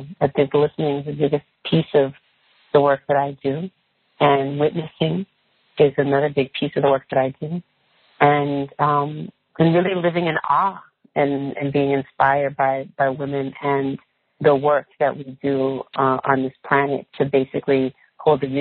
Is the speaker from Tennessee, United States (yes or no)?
no; California, United States; I'm from California. I'm a woman who was raised surrounded in nature. We grew a lot of things in California